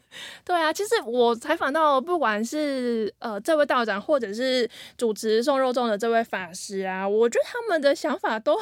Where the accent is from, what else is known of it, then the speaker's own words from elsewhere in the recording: central Taiwan, Taiwan; 可是因为我那个腔调吼，就是可能有些块蓝调，可能有有被北部影响到，还怎么样？就是我回去中部的时候，乡亲都会说